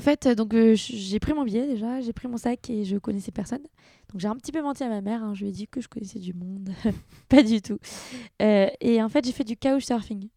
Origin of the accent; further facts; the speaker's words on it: France; moved away as an adult; also born or lived in London / Vietnam; j'avais déjà travaillé à Londres, euh, j'étais déjà française